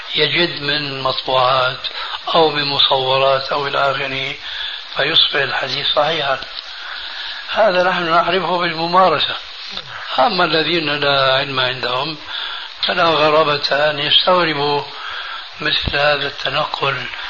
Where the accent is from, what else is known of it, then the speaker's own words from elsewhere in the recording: Syria; عندنا في سوريا